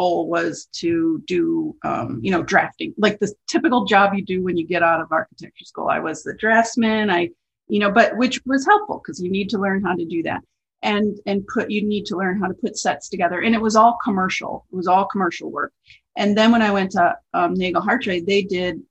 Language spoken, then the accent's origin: English; River Forest, Illinois, United States; I grew up in a suburb called Oak Park, Illinois. Well, actually I grew up in River Forest, but it's Oak Park and River Forest is practically the same place.